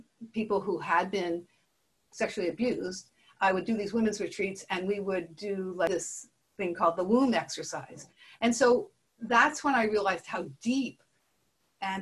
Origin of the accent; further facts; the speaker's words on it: Montreal, Quebec, Canada; moved away; also born or lived in Nova Scotia; I grew up in Montreal, but I went and homesteaded in Nova Scotia